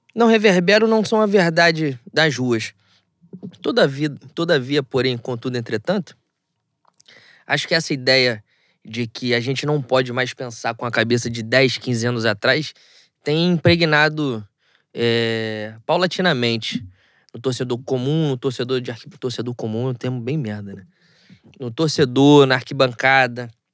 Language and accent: Portuguese; Rio de Janeiro, Brazil; a gente é, é carioca